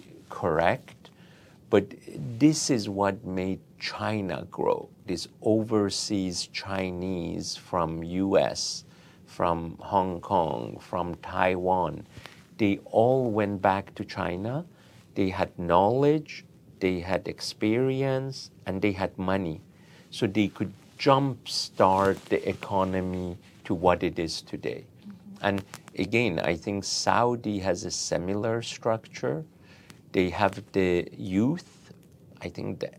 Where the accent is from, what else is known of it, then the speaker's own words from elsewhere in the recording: Iran; now in United States; in my home country.